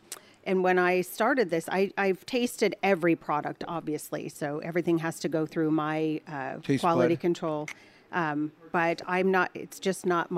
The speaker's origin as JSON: {"language": "English", "town": "Wilton", "region": "California", "country": "United States", "tie": "born or raised there", "said": "I grew up out in the country. We had horses."}